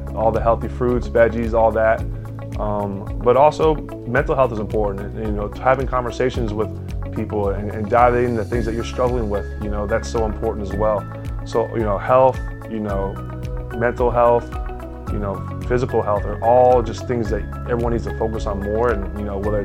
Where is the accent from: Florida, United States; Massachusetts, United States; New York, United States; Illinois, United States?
Florida, United States; Jupiter; my hometown, Jupiter, Florida.